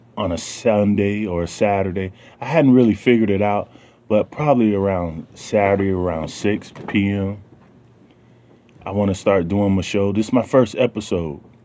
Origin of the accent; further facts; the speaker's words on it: the South, United States; I'm from the South, so you know, I'm gonna have the way I talk is a lot different than cats from New York or you know California.